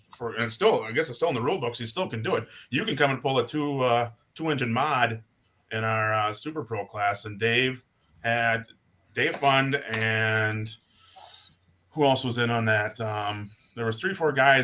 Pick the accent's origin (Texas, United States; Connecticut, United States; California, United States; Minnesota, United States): Minnesota, United States; Houston; Houston, Minnesota.